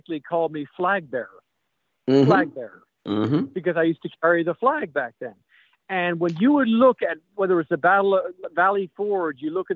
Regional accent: Ireland; also born or lived in Missouri; now in South Carolina, United States; growing up in Ireland and all the struggles

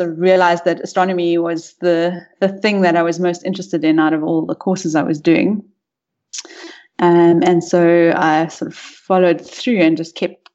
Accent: Rustenburg, North West, South Africa; Um, I'm a South African. I grew up in the northwest province, um, mostly in Rustenburg, uh, but moved we moved around quite a bit when I was young.

